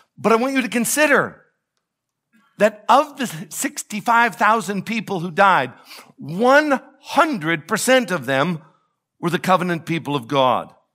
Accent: United States; I am an American. I am happy to be an American

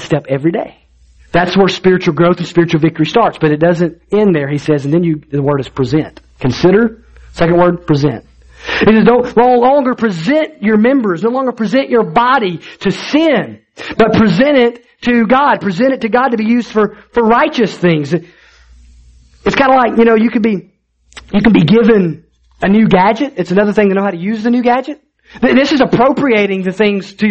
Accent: Alabama, United States; I grew up in Alabama

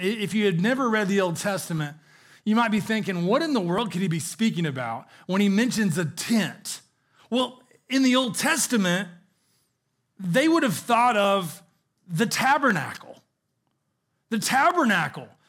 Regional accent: the South, United States; I grew up in the South

